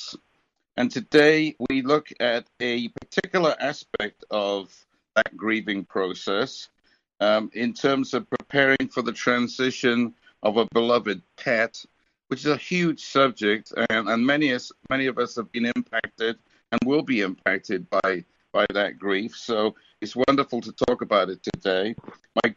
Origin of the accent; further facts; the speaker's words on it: United Kingdom; I grew up in Britain back in the 50s and 60s